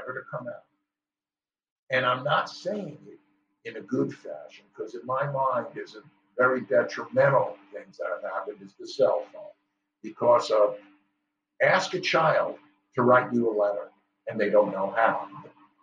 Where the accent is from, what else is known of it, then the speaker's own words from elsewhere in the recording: New York, United States; Growing up in New York